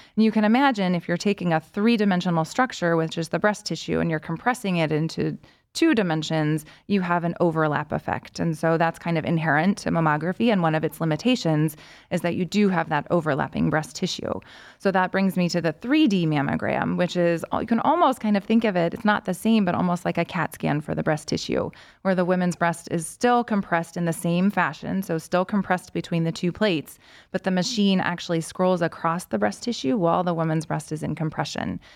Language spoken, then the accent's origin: English; Lexington, Kentucky, United States; moved away as an adult; also born or lived in Washington, D.C. / Chicago; now in Cleveland, United States; I'm originally from Lexington, Kentucky. Um, lived there through high school